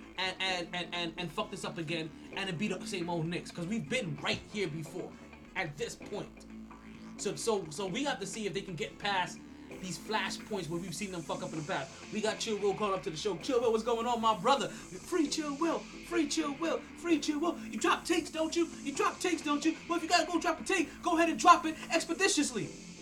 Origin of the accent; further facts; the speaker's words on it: Jamaica; I'm Jamaican